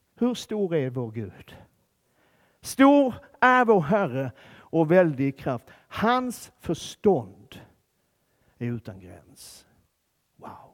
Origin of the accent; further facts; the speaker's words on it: Skåne, Sweden; jag kommer från Skåne